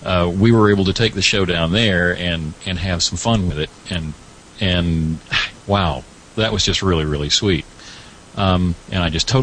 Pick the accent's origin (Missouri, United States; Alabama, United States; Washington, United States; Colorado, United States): Alabama, United States; But I am from Alabama, have been here all my life.